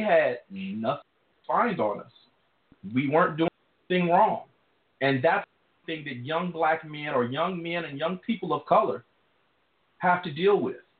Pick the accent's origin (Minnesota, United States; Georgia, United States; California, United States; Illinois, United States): Illinois, United States; Chicago; I grew up in Hyde Park